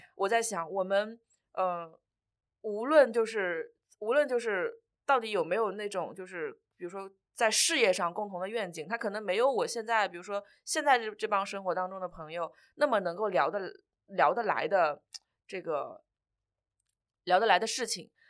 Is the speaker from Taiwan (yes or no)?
no; Changzhou, Jiangsu, China; moved away as an adult; now in Shanghai, China; 我老家就是常州的